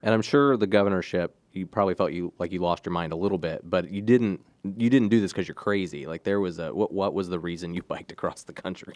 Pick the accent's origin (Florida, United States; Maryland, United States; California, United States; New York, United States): Maryland, United States; Cecil County; I grew up in Cecil County